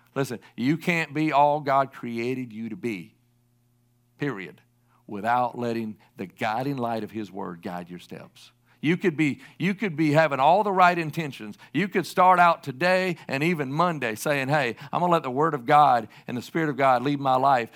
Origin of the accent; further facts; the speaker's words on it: South Carolina, United States; I'm from the Southeast, I can say it, and I'm from South Carolina